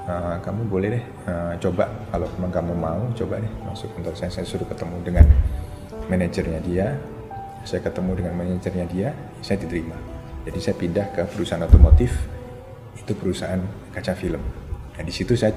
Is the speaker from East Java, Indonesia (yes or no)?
yes; Surabaya, East Java, Indonesia; Orang Surabaya tapi kos sama saya. Iya, kos di Surabaya.